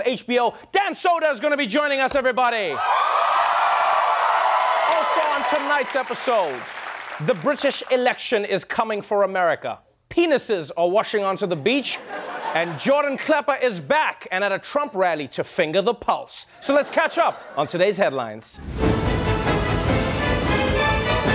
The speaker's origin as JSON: {"language": "English", "country": "South Africa", "said": "I'm South African"}